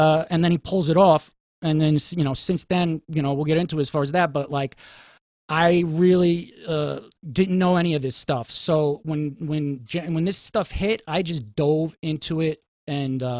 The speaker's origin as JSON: {"language": "English", "town": "New York City", "region": "New York", "country": "United States", "said": "as a New Yorker"}